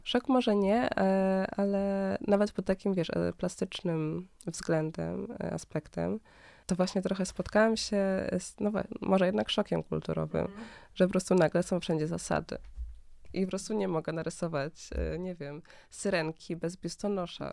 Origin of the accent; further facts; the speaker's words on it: Berlin, Germany; now in Warsaw, Poland; ja się wychowałam w Niemczech, e, w mhm. Berlinie